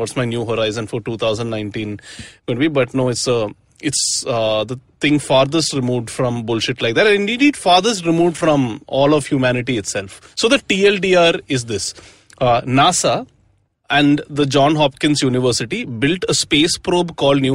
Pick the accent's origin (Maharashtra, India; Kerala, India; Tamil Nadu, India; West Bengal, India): Maharashtra, India; Mumbai; I'm from Bombay